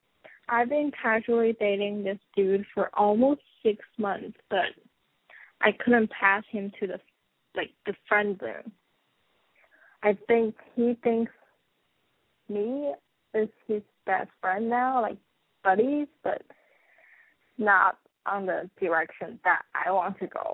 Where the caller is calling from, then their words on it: New York, United States; I'm calling from New York. I'm 23.